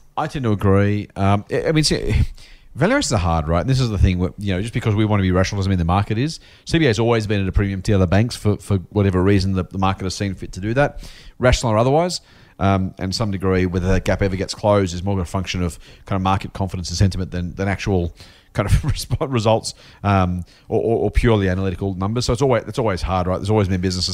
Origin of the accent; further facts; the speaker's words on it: Australia; being Australian